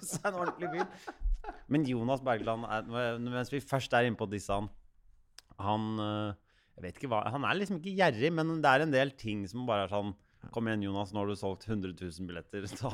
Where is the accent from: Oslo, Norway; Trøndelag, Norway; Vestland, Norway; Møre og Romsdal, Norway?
Oslo, Norway; opp på Bekkelaget her oppe på Ekeberg.